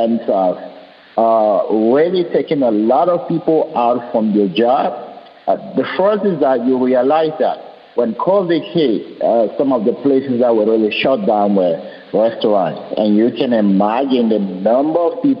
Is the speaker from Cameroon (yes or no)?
yes; Cameroon; moved away; also born or lived in Europe; I was born in Cameroon, and when I was born in a kind of a jungle village, there was no light, there was no electricity. I wasn't born in a city.